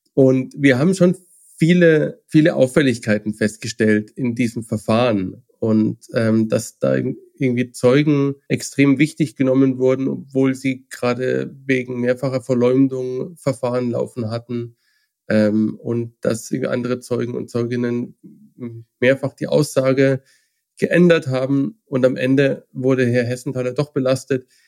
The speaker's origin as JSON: {"language": "German", "country": "Germany", "said": "als Deutsche"}